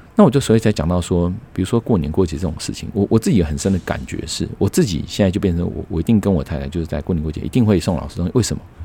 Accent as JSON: {"language": "Chinese", "country": "Taiwan", "said": "我们台湾人反而是，呃，有钱的家长，啊，有，有等于是经济实力好的家长，啊，让孩子以后上大学上了一个公立的"}